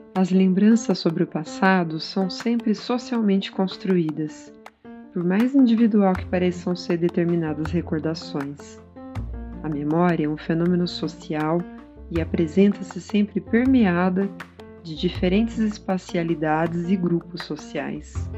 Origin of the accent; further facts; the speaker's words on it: Jandaia do Sul, Paraná, Brazil; also born or lived in Cornélio Procópio; Eu nasci em Cornélio de Procópio, uma cidade do Paraná. De lá, meu pai foi para Jandaia do Sul, eu tinha três anos. Fui criada lá em Jandaia, num sítio.